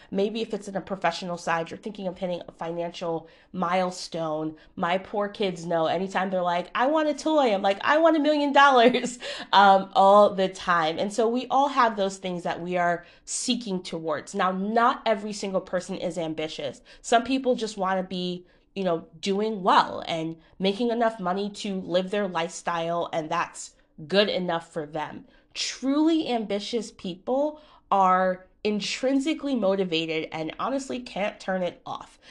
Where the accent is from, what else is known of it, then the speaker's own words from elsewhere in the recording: Connecticut, United States; I'm from Connecticut